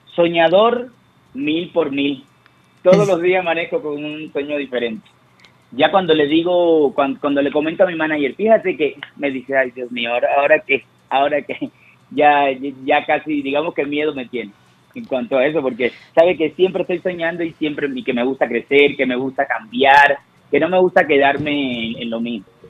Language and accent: Spanish; Cuba; moved away; cuando yo salí de Cuba